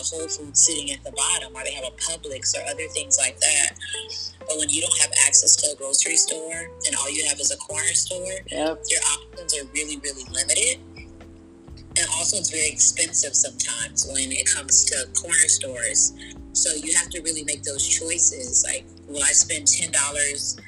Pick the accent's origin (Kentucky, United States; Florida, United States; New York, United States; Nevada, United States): Florida, United States; Miami; growing up in Liberty City, we did not have a grocery store located in my house.